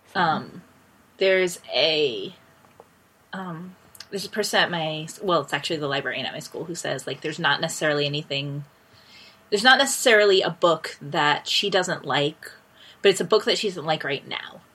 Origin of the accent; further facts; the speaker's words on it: United States; moved away; also born or lived in Ecuador; I had never lived outside of the US.